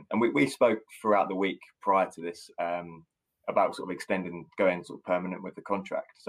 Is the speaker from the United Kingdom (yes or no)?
yes; Bournemouth, South West England, United Kingdom; born or raised there